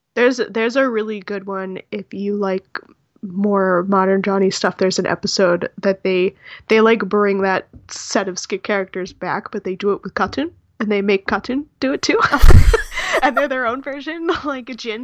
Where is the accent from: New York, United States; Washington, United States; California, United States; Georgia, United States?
California, United States; I'm from California